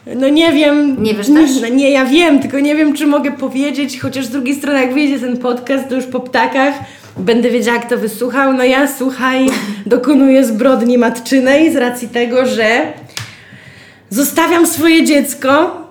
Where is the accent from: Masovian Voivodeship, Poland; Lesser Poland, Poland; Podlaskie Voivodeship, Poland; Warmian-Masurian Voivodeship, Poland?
Podlaskie Voivodeship, Poland; Białystok; my z Białego Stoku